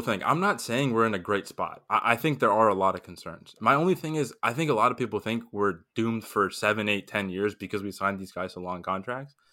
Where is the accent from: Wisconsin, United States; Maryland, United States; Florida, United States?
Florida, United States; Miami; I'm from Miami, so LeBron played for my team, the Heat, for four years